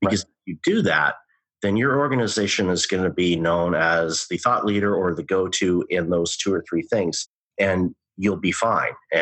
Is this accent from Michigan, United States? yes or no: yes; Detroit, Michigan, United States; I grew up in the Detroit area